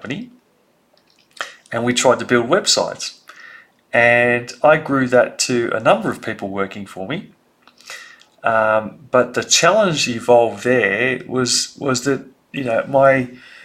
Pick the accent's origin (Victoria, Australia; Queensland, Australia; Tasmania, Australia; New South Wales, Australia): New South Wales, Australia; Sydney; I grew up in Sydney and I was very lucky to grow up in the eastern suburbs of Sydney